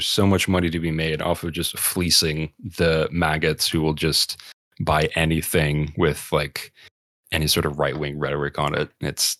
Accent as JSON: {"language": "English", "region": "Georgia", "country": "United States", "tie": "born or raised there", "said": "I'm not holding out too much hope for my home state of Georgia for that one."}